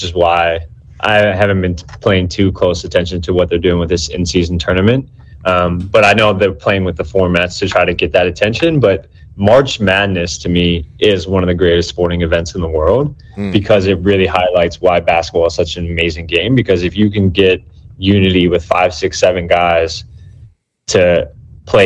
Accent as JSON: {"language": "English", "region": "Northern Virginia", "country": "United States", "said": "I am from Northern Virginia, so I'm a DC guy."}